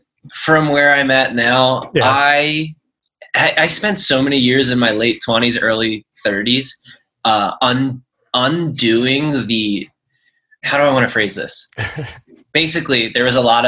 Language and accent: English; Philadelphia, Pennsylvania, United States; moved away as an adult; now in San Diego, United States; I lived in Philly from day one, went to college in West Philly at University of Penn, and then picked up a job in South Philly at the Navy Yard. Growing up in Northeast Philly